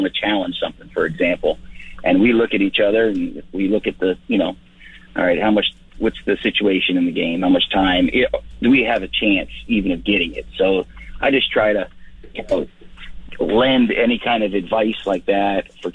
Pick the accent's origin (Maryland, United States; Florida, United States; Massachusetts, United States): Florida, United States; moved away as an adult; now in Saskatchewan, Canada; growing up in Florida